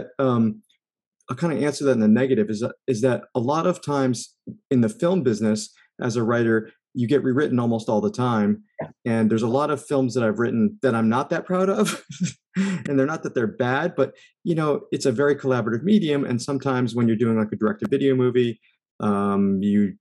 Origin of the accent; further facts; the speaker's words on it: East Coast, United States; I grew up on the East Coast